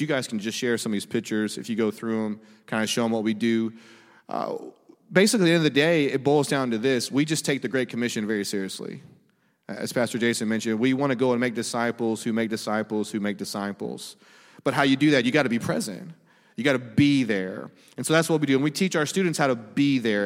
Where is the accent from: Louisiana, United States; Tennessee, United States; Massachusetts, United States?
Louisiana, United States; Monroe; I'm from Louisiana, but Monroe.